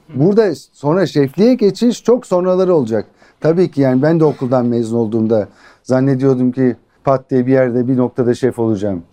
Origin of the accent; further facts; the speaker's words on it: Ankara, Turkey; Ankara doğumluyum.